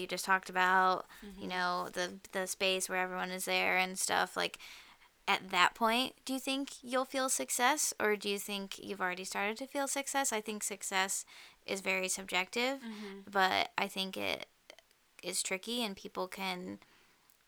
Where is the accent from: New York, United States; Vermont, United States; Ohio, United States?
Ohio, United States; Avon Lake; I grew up in Avon Lake, so I was like, you know, we were right on the water.